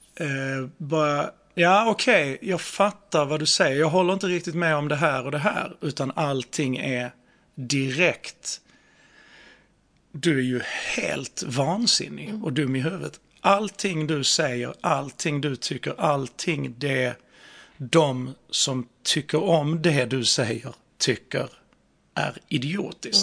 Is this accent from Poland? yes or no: no; Skåne, Sweden; accent: skånska; skånskan är ju, alltså vi har ju så, vi har ju så himla hårda konsonanter